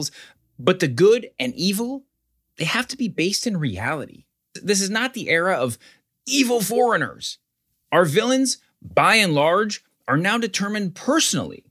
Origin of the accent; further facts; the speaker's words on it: the South, United States; I'm a Southerner